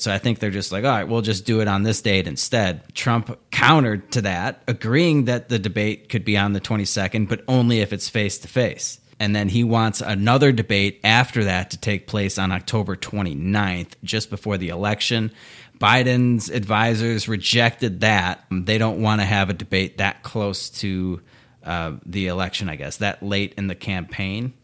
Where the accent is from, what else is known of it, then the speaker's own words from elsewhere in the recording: Chicago, Illinois, United States; I'm from Chicago